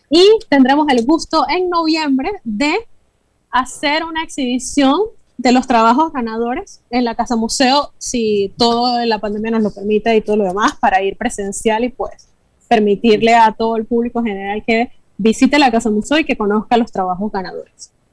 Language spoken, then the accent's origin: Spanish; Panama; nuestra identidad como panameños